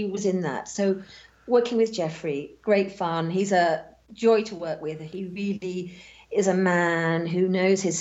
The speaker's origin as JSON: {"language": "English", "country": "United Kingdom", "said": "being British"}